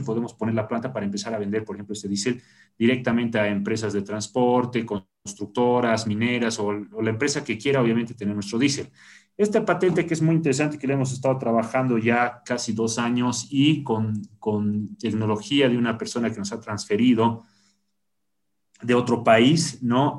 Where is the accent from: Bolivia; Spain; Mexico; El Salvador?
Bolivia; La Paz; nací en La Paz